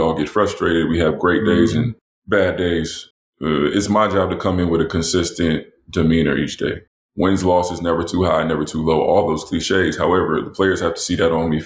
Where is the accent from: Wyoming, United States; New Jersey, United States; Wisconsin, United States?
New Jersey, United States; moved away as an adult; also born or lived in North Carolina / Europe / Florida; I grew up in New Jersey